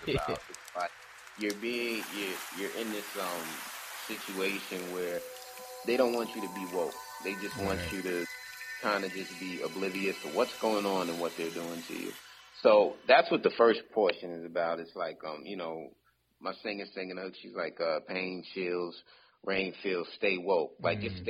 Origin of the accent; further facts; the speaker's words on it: Queens, New York, United States; I was always racially profiled growing up in South Jamaica, Queens, and largely due to cars.